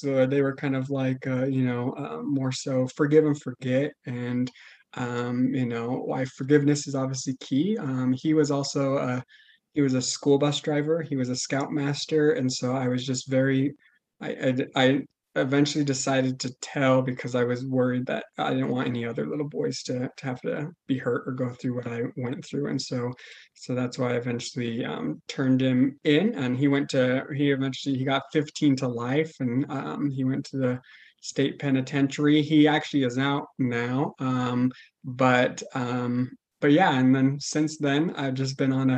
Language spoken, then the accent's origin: English; Logan, Utah, United States; also born or lived in Colorado; I grew up in Logan, Utah. I pretty much lived in Utah most of my life.